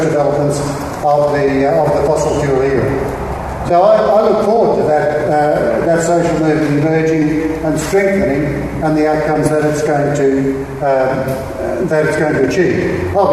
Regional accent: Queensland, Australia; the Queensland example because it's my home state

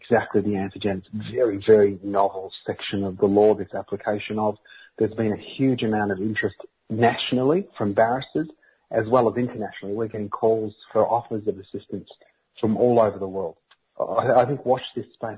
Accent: Australia; as a kid growing up in this colony

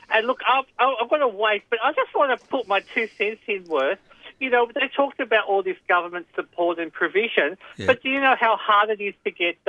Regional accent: Footscray, Victoria, Australia; born there; I think I was born in Melbourne. And I was, from what I can gather, in a suburb called Footscray.

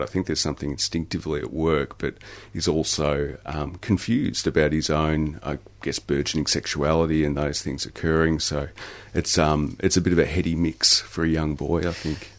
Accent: Wimmera region, Victoria, Australia; also born or lived in Italy; I was actually originally born in Italy, but I was raised in the Wimmera region. Uh, I grew up in a pub actually

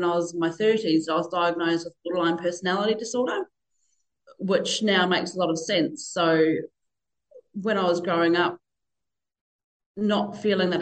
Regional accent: Northern Territory, Australia; also born or lived in New Zealand; now in Bunbury, Australia; So I moved over from New Zealand when I was five. We grew up in a tiny wee town in the Northern Territory in the red dirt

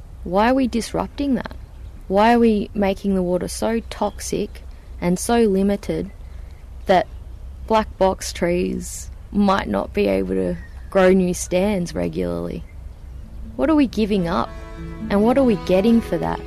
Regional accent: Nangiloc, Victoria, Australia; I grew up on the Murray River in Nangiloc, which is just outside of Mildura

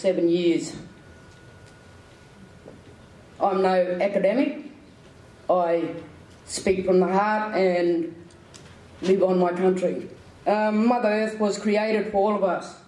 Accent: Australia; I come from a first world country, a multicultural society

